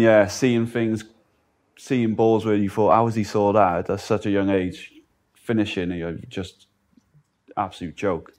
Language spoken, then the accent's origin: English; Cardiff, Wales, United Kingdom; I'm from Cardiff